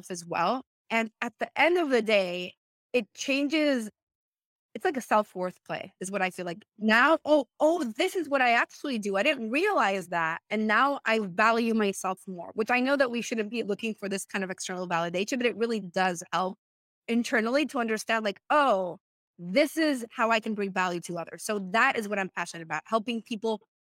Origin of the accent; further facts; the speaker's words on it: Venezuela; English is a second language; moved away as an adult; now in United States; I am from Venezuela. I came to the US in 2015